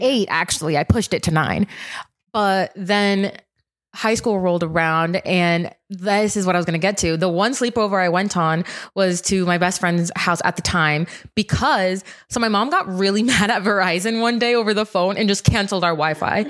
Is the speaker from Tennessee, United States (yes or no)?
no; Rhode Island, United States; I'm from Rhode Island